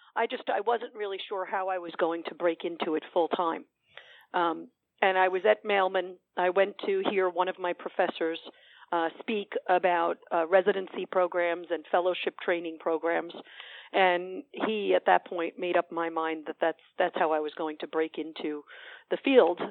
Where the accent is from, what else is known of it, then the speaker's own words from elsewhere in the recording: New York City, New York, United States; I grew up in Woodside. I still have family and friends in Woodside.